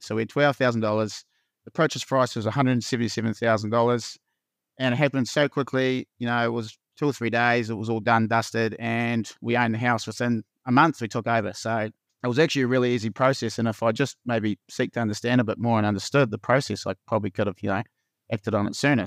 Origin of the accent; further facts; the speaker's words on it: Invercargill, Southland, New Zealand; moved away as an adult; also born or lived in Christchurch; now in Wanaka, New Zealand; I'm born and bred in Vicargill